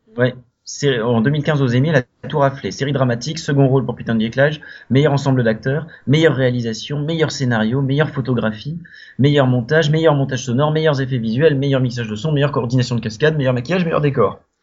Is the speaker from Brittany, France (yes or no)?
yes; Brittany, France; je suis breton